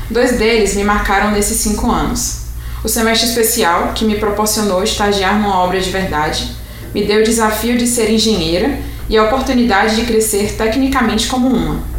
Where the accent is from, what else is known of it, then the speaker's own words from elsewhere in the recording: Fortaleza, Ceará, Brazil; eu tenho 23 anos e sou natural de Fortaleza, Ceará.